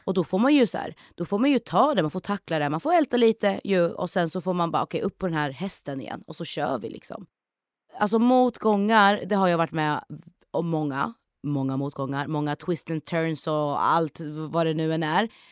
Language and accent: Swedish; Norrköping, Östergötland, Sweden; Jag är född och uppväxt i Norrköping